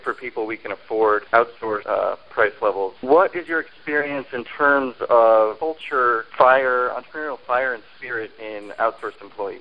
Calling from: Los Angeles, California, United States; I'm calling from Los Angeles, California.

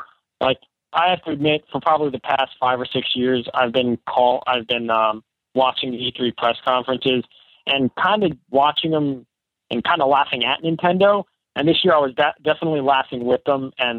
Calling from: Massachusetts, United States; from Massachusetts.

